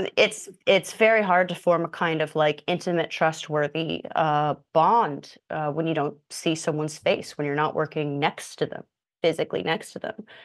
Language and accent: English; Indiana, United States; moved away as an adult; now in New York, United States; I'm from Indiana, but I've moved to New York 'cause nothing going on in Indiana